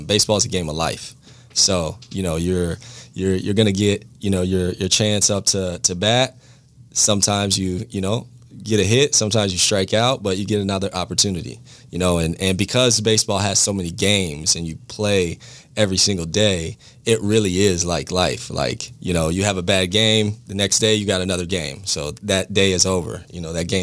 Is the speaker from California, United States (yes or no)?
yes; Bellflower, California, United States; moved away as an adult; now in Jacksonville, United States; I grew up in Bellflower, California, went to Bellflower High School